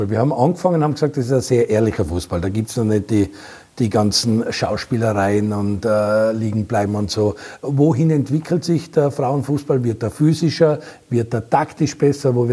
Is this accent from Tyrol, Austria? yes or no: yes; Innsbruck, Tyrol, Austria; Hm, ich weiß also, meiner Heimat war Innsbruck, also in Tirol war das auch immer ein Problem